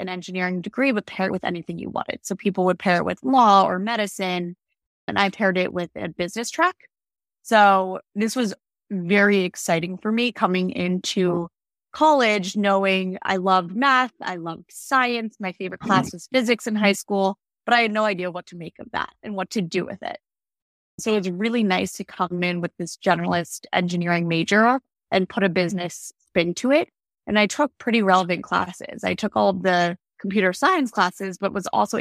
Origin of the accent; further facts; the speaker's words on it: outside of Philadelphia, Pennsylvania, United States; I grew up outside of Philadelphia